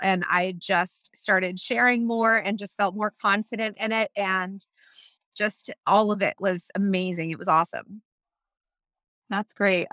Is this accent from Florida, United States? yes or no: yes; Tampa, Florida, United States; I'm from Tampa